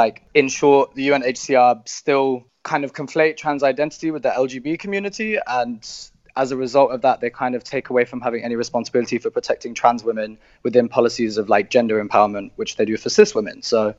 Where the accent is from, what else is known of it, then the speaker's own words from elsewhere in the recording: London, United Kingdom; now in Berlin, Germany; I'm a Syrian Turkish, but I was born and raised in London. My family are from a place called Antakya, which is right on the Syrian-Turkish border, and my family are Arab Alawis. So we're kind of like a small, distinct sect of Shia Islam.